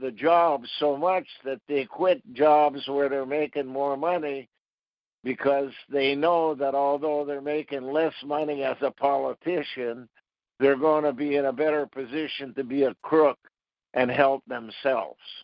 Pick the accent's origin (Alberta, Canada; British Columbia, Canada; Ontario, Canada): Ontario, Canada; Ottawa; When I was 16 years old, I was graduating from Ottawa Technical High School